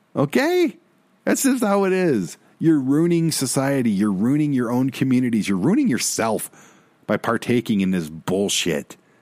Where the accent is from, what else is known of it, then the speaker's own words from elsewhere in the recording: Detroit, Michigan, United States; I'm from Detroit